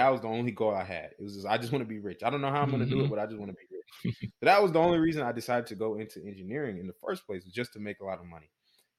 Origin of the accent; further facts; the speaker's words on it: Houston, Texas, United States; moved away as an adult; now in San Antonio, United States; I'm from Houston and currently out here in San Antonio, Texas. But I moved out here when I was, you know, about 18 years old.